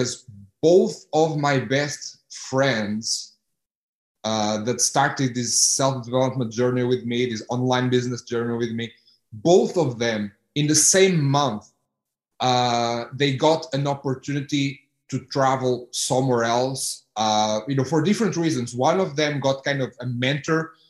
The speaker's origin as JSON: {"language": "English", "town": "Porto", "region": "Norte", "country": "Portugal", "also_born_or_lived": "Houston", "moved": "as an adult", "said": "I'm from Porto"}